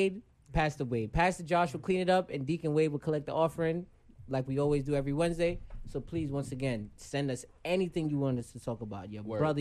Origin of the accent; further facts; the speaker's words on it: Jamaica; I'm Jamaican